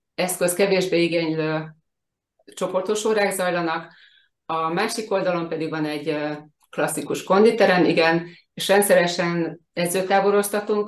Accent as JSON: {"language": "Hungarian", "country": "Hungary", "tie": "born or raised there", "lives_now": "Bakony, Hungary", "said": "a Balatonon születtem és ott nőttem fel"}